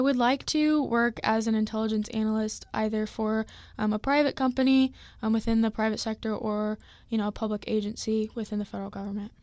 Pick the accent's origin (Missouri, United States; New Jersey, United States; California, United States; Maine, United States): Missouri, United States; Lee's Summit; I'm from Lee Summit, Missouri